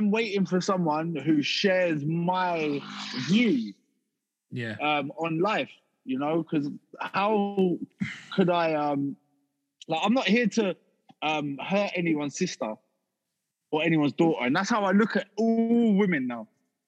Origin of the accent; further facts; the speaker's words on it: Harrow, London, United Kingdom; moved away as an adult; also born or lived in Salisbury; I come from like Harrow, South Harrow Way, which is near Norfolk, just up the A40.